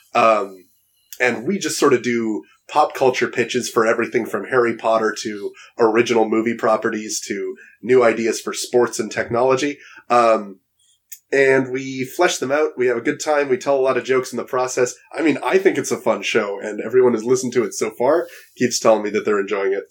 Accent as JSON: {"language": "English", "town": "Toronto", "region": "Ontario", "country": "Canada", "tie": "born or raised there", "said": "Toronto, my hometown"}